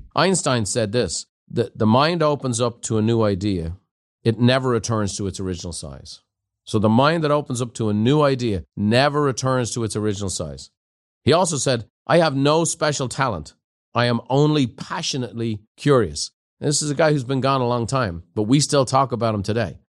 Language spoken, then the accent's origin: English; Ireland; moved away; growing up in Ireland in a pub